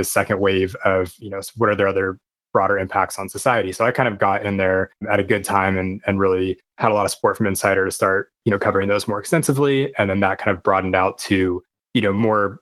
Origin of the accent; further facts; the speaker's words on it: Portland, United States; also born or lived in San Francisco / Los Angeles / Chicago / Washington, D.C.; now in Honolulu, United States; I was born and raised in Portland.